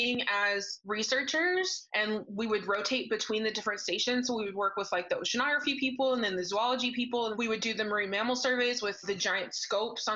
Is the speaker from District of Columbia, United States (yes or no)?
no; Missouri, United States; moved away; also born or lived in Alaska; where I grew up in Missouri